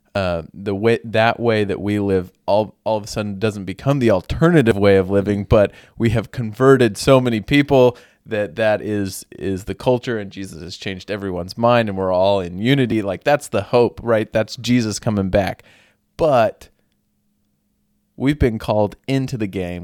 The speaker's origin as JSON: {"language": "English", "country": "United States"}